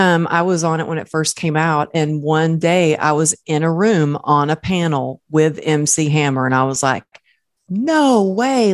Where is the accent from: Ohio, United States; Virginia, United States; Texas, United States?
Texas, United States; I grew up in Texas